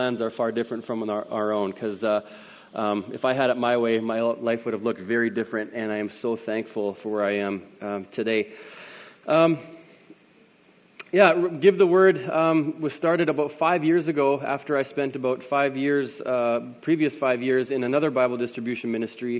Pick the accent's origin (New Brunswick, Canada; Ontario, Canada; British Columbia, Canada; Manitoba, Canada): Manitoba, Canada; Landmark; now in Winnipeg, Canada; I grew up in Landmark. I now live in Winnipeg with my wife and three kids